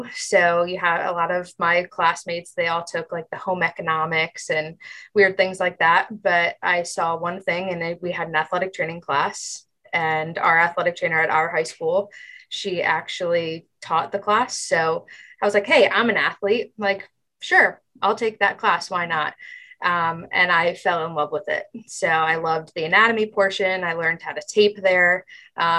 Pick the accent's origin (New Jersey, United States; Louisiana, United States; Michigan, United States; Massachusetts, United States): New Jersey, United States; moved away; I grew up in New Jersey. I am from a very small town in New Jersey